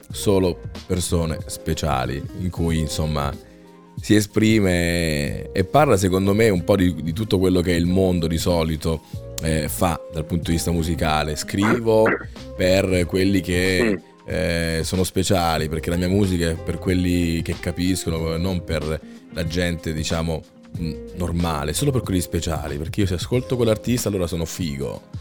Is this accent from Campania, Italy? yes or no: yes; Naples, Campania, Italy; Nella mia arte ho sempre palesato la mia provenienza. Sono napoletano e ho sempre sofferto molto ho sofferto del separamento. Dalla mia terra voglio che amo